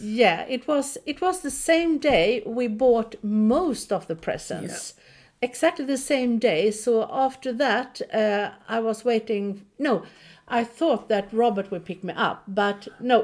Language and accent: English; Sweden; now in Nazaré, Portugal; I'm from Sweden